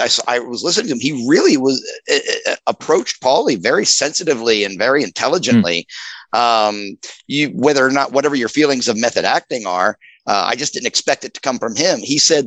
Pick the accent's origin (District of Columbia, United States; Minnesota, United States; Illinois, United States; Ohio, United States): Ohio, United States; Cincinnati; accent: Cincinnati; I'm famous for my Cincinnati accent.